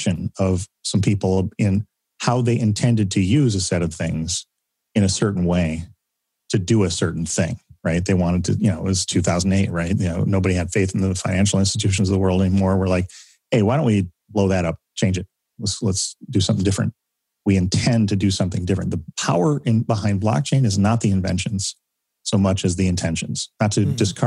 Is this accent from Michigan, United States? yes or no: yes; Michigan, United States; I'm from Michigan.